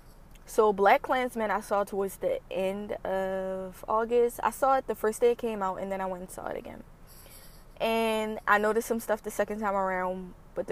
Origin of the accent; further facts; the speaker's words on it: Baltimore, Maryland, United States; as someone who has been born and raised on the East Coast, especially in Baltimore